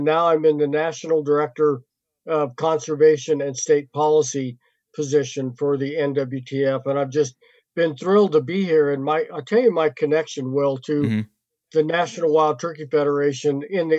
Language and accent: English; Salida, Colorado, United States; I grew up in Colorado in the central Rocky Mountains, a little town called Salida. Went to high school there